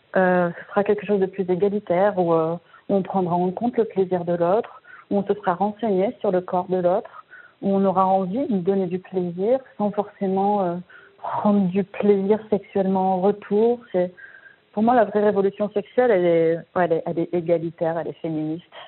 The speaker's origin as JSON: {"language": "French", "town": "Marseille", "region": "Provence-Alpes-Côte d'Azur", "country": "France", "said": "je viens de Marseille"}